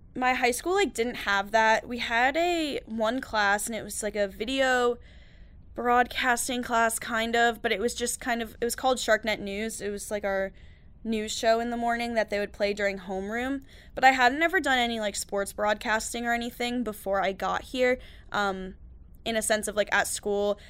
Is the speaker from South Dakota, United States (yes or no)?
no; New York, United States; moved away as an adult; I'm from New York